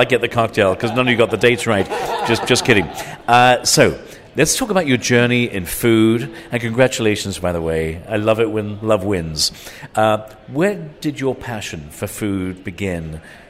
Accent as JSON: {"language": "English", "country": "Ireland", "tie": "born or raised there", "also_born_or_lived": "England", "said": "Well, I have to tell you, I grew up in Ireland and England"}